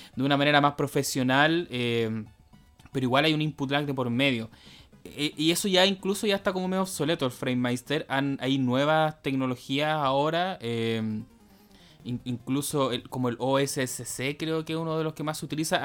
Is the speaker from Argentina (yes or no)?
no; Chile; nosotros como sudamericanos, chilenos